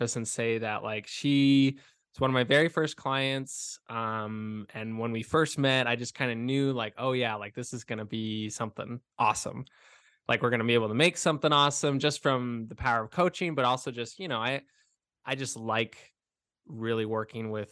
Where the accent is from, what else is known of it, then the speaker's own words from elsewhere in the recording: Arizona, United States; I'm from Arizona